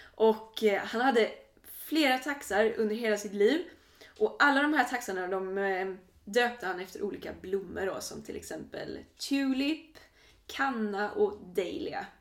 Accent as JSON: {"language": "Swedish", "country": "Sweden"}